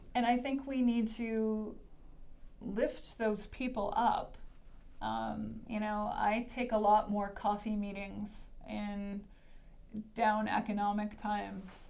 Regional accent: Hanson, Massachusetts, United States; I grew up in Massachusetts, and the town I grew up in is called Hanson

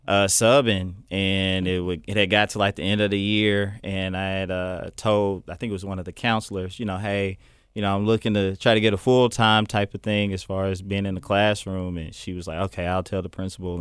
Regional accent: Little Rock, Arkansas, United States; I'm from Southwest Little Rock

